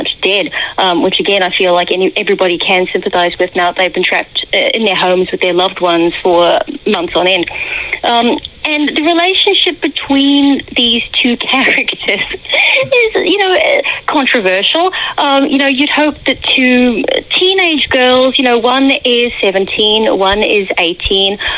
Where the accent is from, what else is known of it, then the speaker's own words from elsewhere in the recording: New Zealand; now in United Kingdom; I'm originally from New Zealand